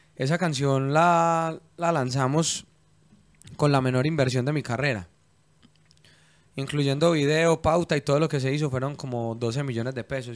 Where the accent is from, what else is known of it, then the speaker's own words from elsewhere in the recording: Medellín, Antioquia, Colombia; yo soy como paisa